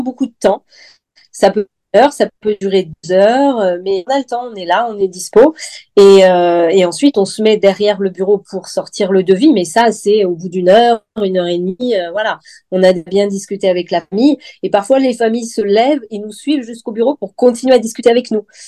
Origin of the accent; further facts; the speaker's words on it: Lyon, Auvergne-Rhône-Alpes, France; moved away as an adult; also born or lived in Nouméa, New Caledonia; now in Vence, France; Je suis lyonnaise à la base et je voulais pas retourner à Lyon